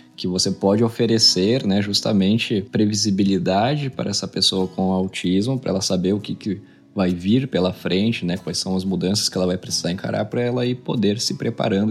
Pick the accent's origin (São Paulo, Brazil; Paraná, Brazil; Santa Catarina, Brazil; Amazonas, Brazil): São Paulo, Brazil; Palmital; eu nasci né, em São Paulo, capital, e em 2000 eu me mudei para uma cidade pequena do interior do estado de São Paulo